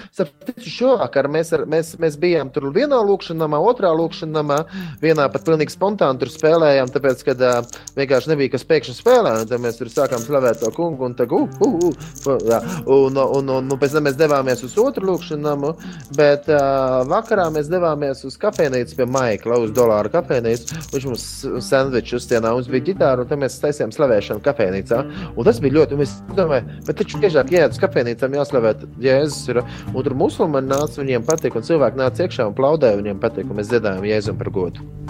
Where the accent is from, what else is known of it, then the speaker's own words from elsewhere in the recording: Latvia; mēs esam no Latvijas.